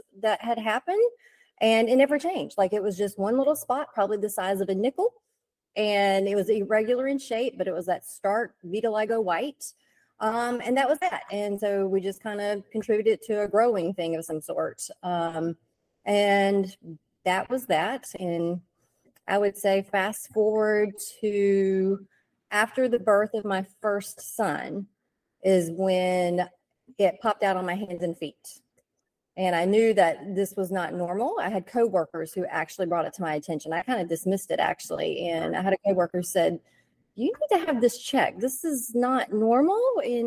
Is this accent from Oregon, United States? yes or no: no; Richlands, North Carolina, United States; now in Raleigh, United States; I'm actually from Eastern North Carolina, but I've lived up here in the Raleigh area for a little over 20 years